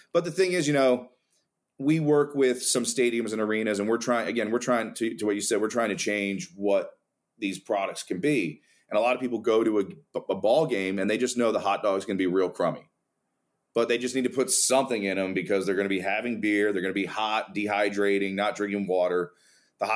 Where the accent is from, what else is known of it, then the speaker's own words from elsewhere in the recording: New Jersey, United States; I'm from Jersey